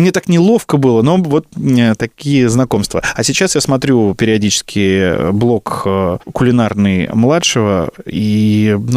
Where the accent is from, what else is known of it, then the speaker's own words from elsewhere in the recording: Bryansk, Bryansk Oblast, Russia; now in Moscow, Russia; А я только приехал из Брянска, как ты понимаешь.